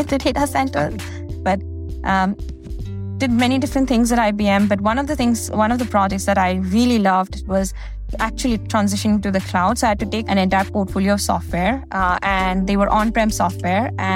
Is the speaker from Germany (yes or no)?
no; India; moved away as an adult; now in United States; I grew up in India and I did my undergrad in India